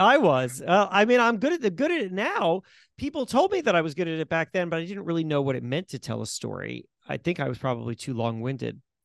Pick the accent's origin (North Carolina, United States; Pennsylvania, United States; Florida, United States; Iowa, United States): Florida, United States; also born or lived in White Plains, New York; my parents very swiftly moved down to Florida, so I grew up in Florida